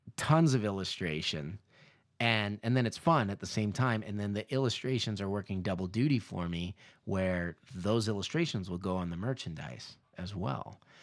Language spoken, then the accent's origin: English; Southern California, United States; moved away; also born or lived in Indonesia; I grew up in Southern California